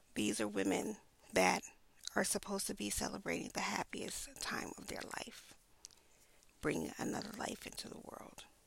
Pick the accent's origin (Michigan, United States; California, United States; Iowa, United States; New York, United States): New York, United States; New York City; I grew up in Brooklyn